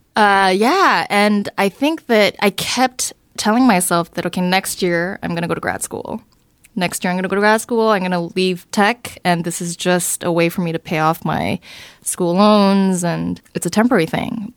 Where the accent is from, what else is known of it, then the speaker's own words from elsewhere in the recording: Southern California, United States; also born or lived in Seoul, South Korea; I came here to California when I was around eight. Uh, and so I grew up in Southern California.